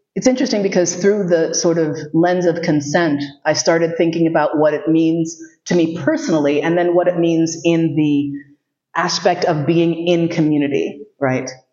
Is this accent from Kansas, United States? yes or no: no; New York City, New York, United States; Growing up in New York City, you see a lot.